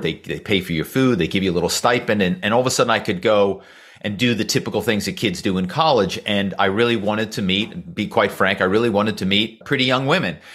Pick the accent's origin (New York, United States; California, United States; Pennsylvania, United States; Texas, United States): Pennsylvania, United States; Philadelphia; I grew up in Philadelphia